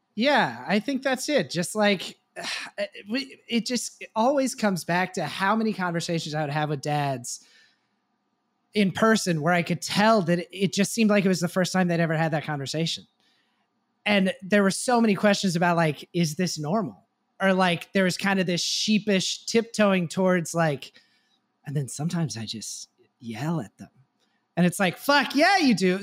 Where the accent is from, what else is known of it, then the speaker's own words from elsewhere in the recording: Texas, United States; I grew up in Texas